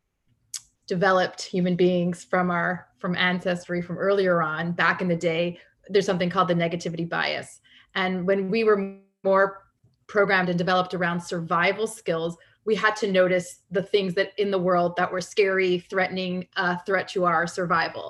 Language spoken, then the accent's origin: English; Canada; I grew up in Canada